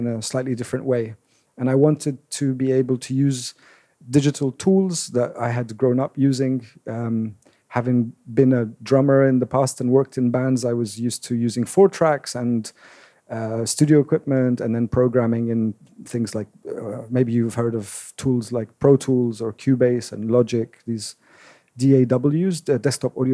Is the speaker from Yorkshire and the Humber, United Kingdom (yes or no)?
no; London, United Kingdom; also born or lived in Damascus, Syria; I was born in Damascus. We moved to London when I was 9.